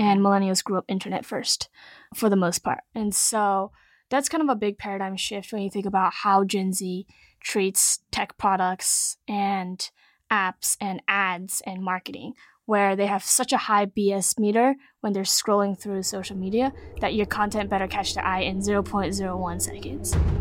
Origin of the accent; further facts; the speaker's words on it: Silicon Valley, California, United States; I grew up in Silicon Valley, was lucky enough to grow up here